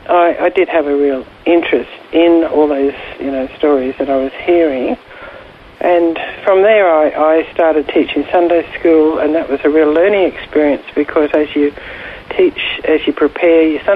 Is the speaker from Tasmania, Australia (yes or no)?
no; Ipswich, Queensland, Australia; moved away as an adult; also born or lived in India; now in Queensland, Australia; I was born in Ipswich